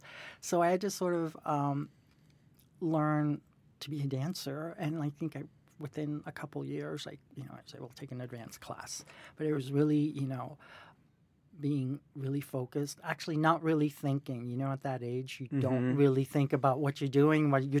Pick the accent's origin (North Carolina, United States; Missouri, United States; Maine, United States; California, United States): California, United States; San Francisco; now in New York City, United States; I'm from San Francisco originally. I lived a little bit all over the world because of my parents. And I got to New York City Ballet through the former shoe manager, Lynette.